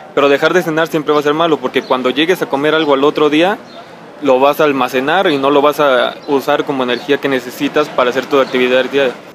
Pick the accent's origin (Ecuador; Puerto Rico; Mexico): Mexico; como somos mexicanos y comemos grasa todas las noches